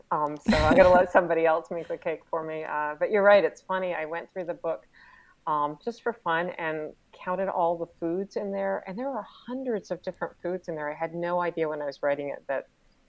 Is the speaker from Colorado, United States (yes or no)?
no; North Carolina, United States; also born or lived in Ireland; But I grew up in the South. And so that voice, those voices, because there's so many different voices, even in North Carolina, they're kind of in my veins.